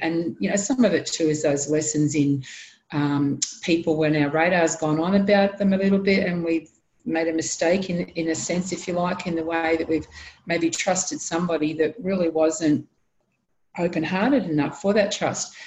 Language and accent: English; Sydney, New South Wales, Australia; moved away; I was born in Sydney, in New South Wales. I love Sydney, can't live there anymore